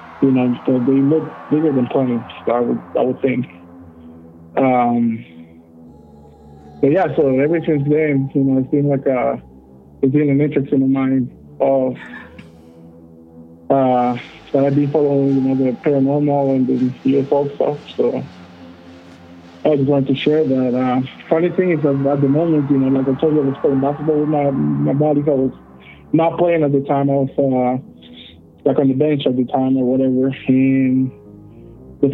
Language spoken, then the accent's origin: English; El Salvador; now in Utah, United States; I'm originally from El Salvador, Central America